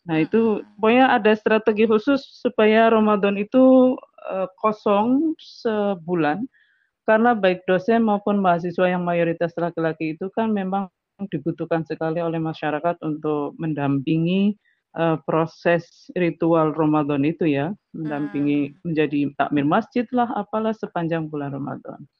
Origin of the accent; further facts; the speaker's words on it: Pemalang, Central Java, Indonesia; kampung saya itu jauh-jauh loh sampai saya kan di Pemalang ya.